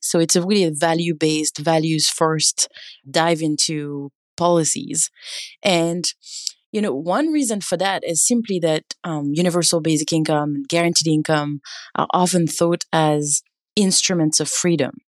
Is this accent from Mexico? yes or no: no; France; now in California, United States; I grew up in France, and I'm now based in California